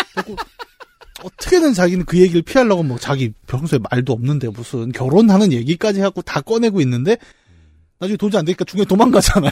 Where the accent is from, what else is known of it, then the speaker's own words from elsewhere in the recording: Bucheon, Gyeonggi Province, South Korea; 부천 사람으로서